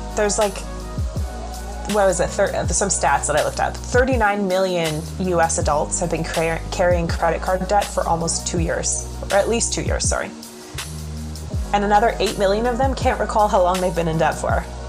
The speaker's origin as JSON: {"language": "English", "country": "Canada", "said": "I'm Canadian"}